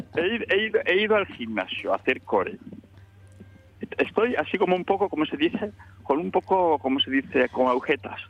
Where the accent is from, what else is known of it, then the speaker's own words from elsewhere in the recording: Colombres, Asturias, Spain; yo también soy de Colombres